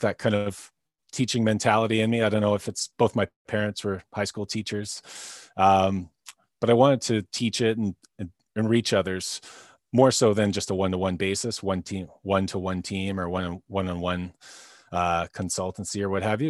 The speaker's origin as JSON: {"language": "English", "town": "North Vancouver", "region": "British Columbia", "country": "Canada", "tie": "born or raised there", "said": "I'm from North Vancouver, uh, B C, Canada"}